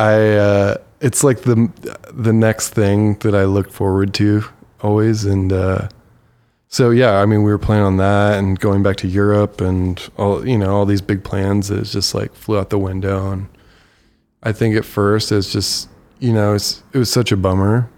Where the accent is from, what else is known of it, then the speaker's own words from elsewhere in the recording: Bowling Green, Ohio, United States; moved away; I grew up in Bowling Green that literally has two man-made hills